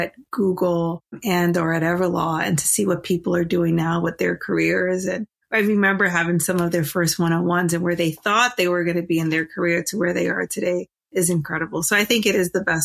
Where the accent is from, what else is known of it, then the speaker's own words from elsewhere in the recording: New York City, New York, United States; also born or lived in Washington, D.C.; now in Oakland, United States; I grew up in the Bronx in a one-bedroom apartment